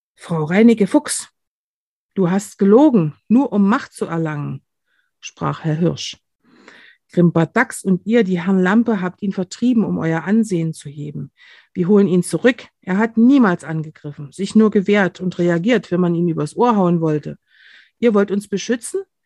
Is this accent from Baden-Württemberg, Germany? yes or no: no; near Kamenz, Saxony, Germany; ich stamme aus der Nähe von, von Kamenz, das ist hier sieben Kilometer entfernt